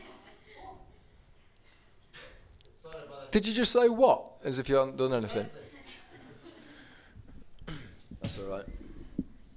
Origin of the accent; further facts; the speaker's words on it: York, Yorkshire and the Humber, United Kingdom; I come from York.